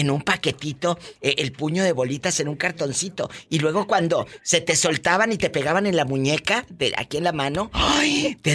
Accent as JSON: {"language": "Spanish", "town": "Apatzingán", "region": "Michoacán", "country": "Mexico", "said": "De allí, de un lado de Apaxingán"}